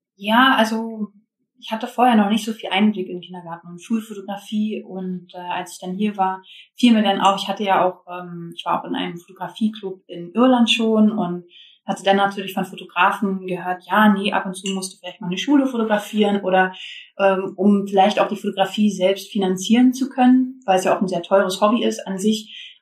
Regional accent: Germany; ich bin aus Baldheim

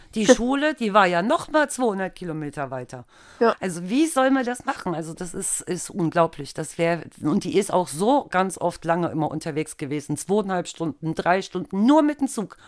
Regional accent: Altena, North Rhine-Westphalia, Germany; wir kommen ja alle aus, aus Altena

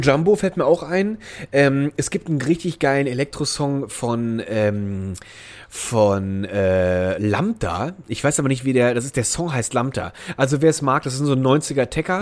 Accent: Germany; da wo ich aufgewachsen bin, das war ja am Rhein

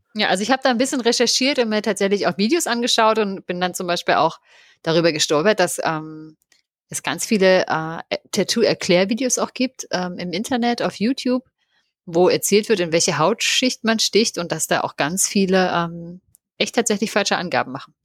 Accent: home town in Brandenburg, Germany; in meinem Heimatort auf einem Weinberg

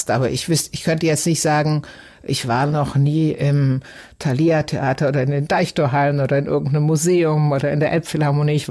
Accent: South Germany, Germany; now in Hamburg, Germany; Oder ich komme ja auch aus Süddeutschland und liebe auch die mediterranen Länder

